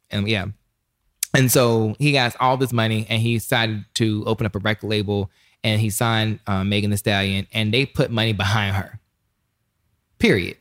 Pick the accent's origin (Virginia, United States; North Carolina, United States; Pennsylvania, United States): North Carolina, United States; the South; I'm from the South, so we call it s, a snuff.